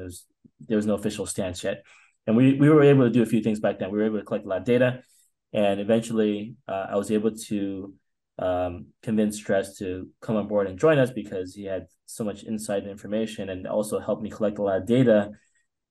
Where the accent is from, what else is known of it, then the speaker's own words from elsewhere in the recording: East Coast, United States; moved away; I grew up in the East Coast